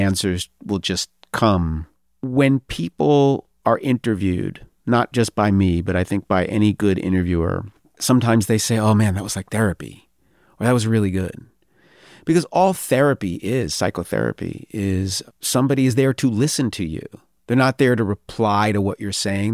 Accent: New York, United States; I'm from New York

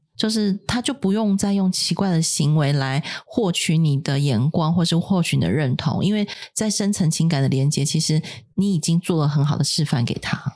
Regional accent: Taiwan; 别人要五千万的预算才能做的事情，我们台湾人五百万就可以搞定

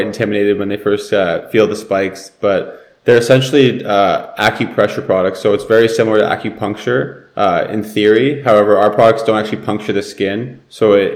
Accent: Vancouver, British Columbia, Canada; I'm from Vancouver, and as you mentioned in the intro, I used to play hockey.

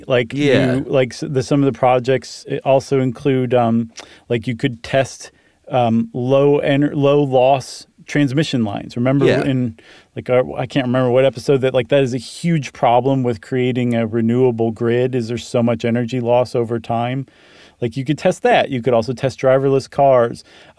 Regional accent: Toledo, Ohio, United States; So that reminds me of something I went to when I grew up in Toledo called Safety City.

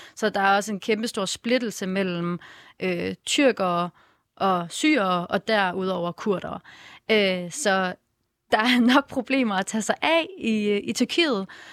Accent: Vejle, Southern Denmark, Denmark; jeg er opvokset i Vejle

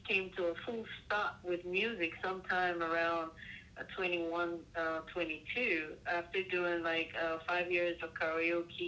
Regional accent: Cameroon; now in Washington, D.C., United States; I was originally born in West Africa, Cameroon, 237

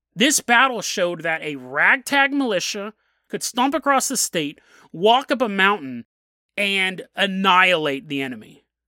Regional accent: United States; I'm an American

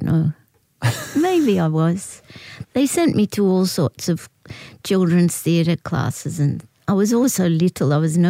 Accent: Australia; I was happy in my own skin. My mother was English, so I was encouraged to sound like a little English person. I had to teach myself to sound Australian.

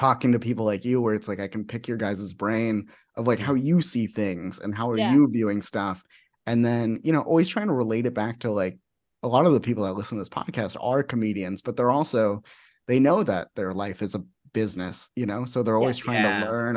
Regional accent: Phoenix, Arizona, United States; I'm from Phoenix.

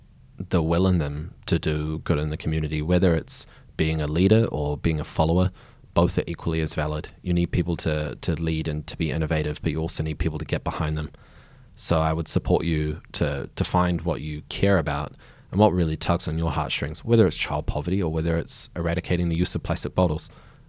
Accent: Nelson, New Zealand; I grew up in Nelson, so top of the South Island, small town, maybe 50,000 population.

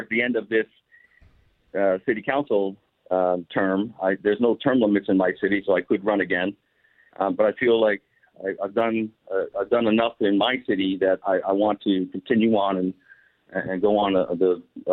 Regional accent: New York City, New York, United States; now in Brea, United States; I'm from New York, Puerto Rican from New York City

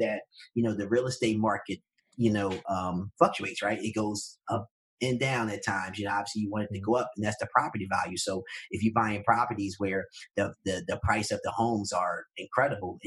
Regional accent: Philadelphia, Pennsylvania, United States; I'm from North Philadelphia

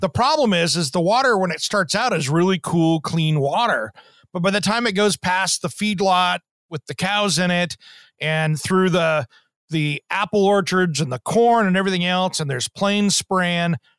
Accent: Eastern Washington, United States; I grew up in Eastern Washington, so we had a lot of food processing plants

